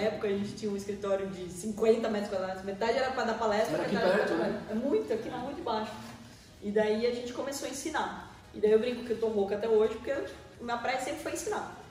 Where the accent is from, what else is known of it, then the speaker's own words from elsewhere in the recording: Porto Feliz, São Paulo, Brazil; moved away as an adult; now in Sorocaba, Brazil; Eu sou nascido numa cidade pertinho da gente aqui em Porto Feliz, né? Tem 50 mil habitantes